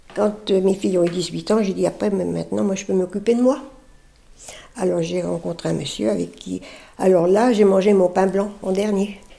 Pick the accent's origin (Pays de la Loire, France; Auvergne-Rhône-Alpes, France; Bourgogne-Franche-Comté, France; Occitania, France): Auvergne-Rhône-Alpes, France; Lyon; also born or lived in Paris; now in Lagny-sur-Marne, France; Je suis née dans Lyon. Mes parents avaient une ferme